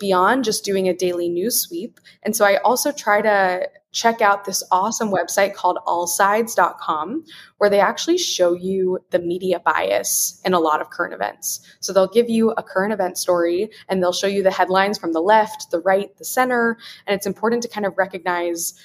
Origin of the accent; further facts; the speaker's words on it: Wichita, Kansas, United States; growing up in Wichita, Kansas, I was in a fairly homogeneous community